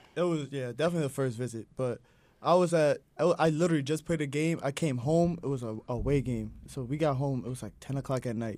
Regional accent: Hopewell Junction, New York, United States; I am from Hopewell Junction, New York. That is upstate

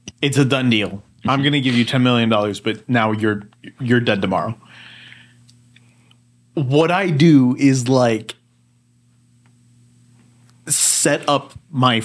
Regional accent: Texas, United States; moved away as an adult; also born or lived in Chicago, Illinois / central Illinois; I'm from Texas

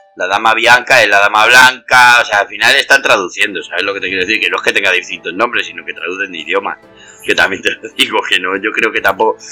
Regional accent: Madrid, Community of Madrid, Spain; yo soy de Madrid

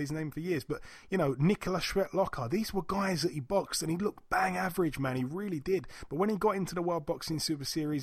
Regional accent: United Kingdom; being a Brit

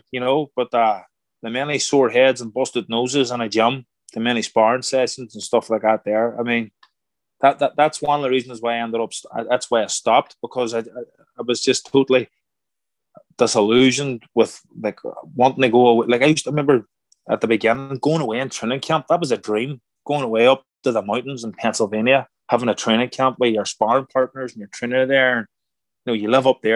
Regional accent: Ireland; moved away as an adult; now in United States; I'm Irish

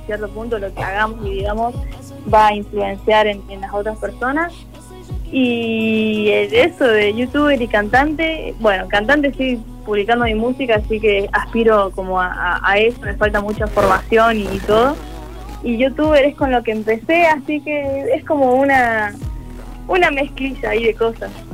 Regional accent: Córdoba, Argentina; soy de Córdoba

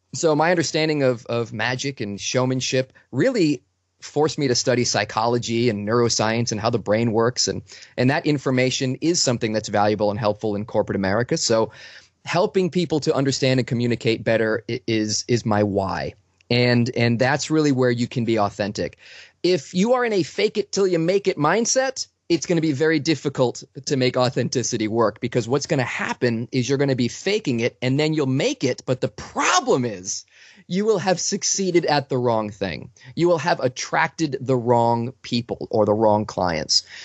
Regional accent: Boston, Massachusetts, United States; I'm from Boston

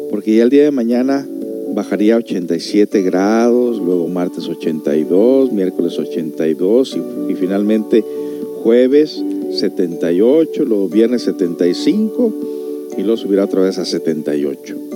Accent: Mexico; moved away; cuando yo vine de México, ella estaba bien chiquitilla.

